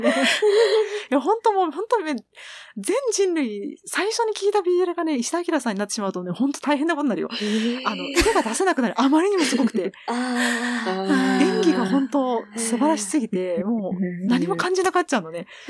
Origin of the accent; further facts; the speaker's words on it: Kanto, Japan; うちの親が山梨と広島で、私は関東出身